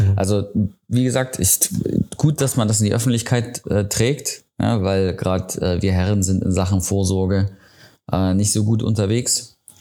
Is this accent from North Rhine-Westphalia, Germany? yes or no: no; Riesa, Saxony, Germany; aus meiner Heimatstadt, aus Riesa